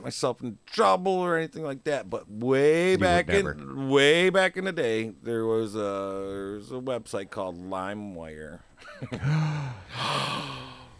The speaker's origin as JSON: {"language": "English", "country": "Canada", "said": "we're Canadian"}